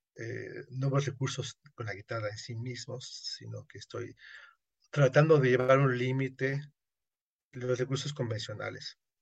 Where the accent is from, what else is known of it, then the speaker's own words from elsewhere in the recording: Yucatán, Mexico; yo soy yucateco